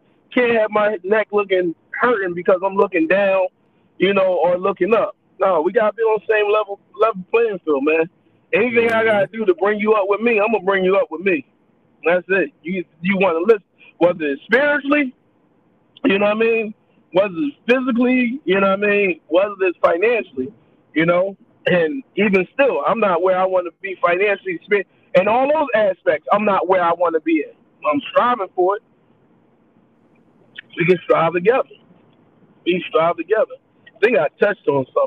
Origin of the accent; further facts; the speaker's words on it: Philadelphia, Pennsylvania, United States; I'm proud of where I came from. Like, I'm a kid from North Philly